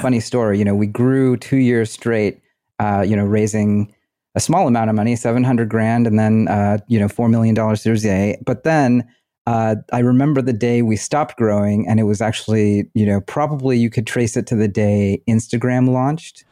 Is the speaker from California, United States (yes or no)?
yes; Bay Area, California, United States; I grew up in the Bay Area